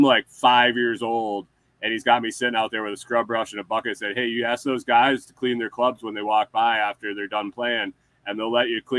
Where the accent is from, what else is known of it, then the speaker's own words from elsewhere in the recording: Corning, New York, United States; moved away; I grew up in Western New York, like I said, near Corning, New York, where like Corning Glass, Corning Incorporated.